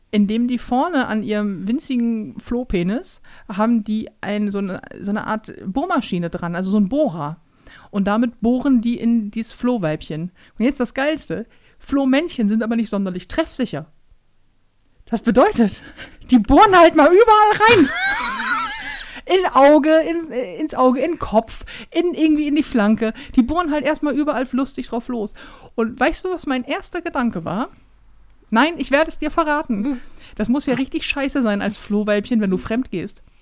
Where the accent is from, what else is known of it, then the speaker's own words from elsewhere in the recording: Northern Germany, Germany; Wir sind Norddeutsche